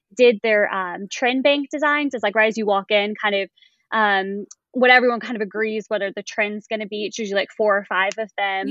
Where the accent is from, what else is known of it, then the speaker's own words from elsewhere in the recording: Raleigh, North Carolina, United States; I'm from Raleigh, North Carolina